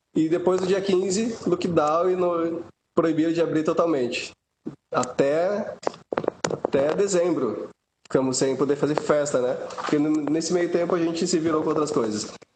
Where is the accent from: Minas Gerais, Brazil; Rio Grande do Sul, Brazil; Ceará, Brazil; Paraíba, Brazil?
Rio Grande do Sul, Brazil; lá do Rio Grande do Sul, que sou gaúcho